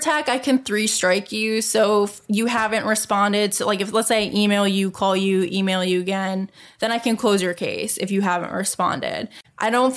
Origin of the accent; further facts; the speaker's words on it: Rust Belt, United States; I grew up in the Rust Belt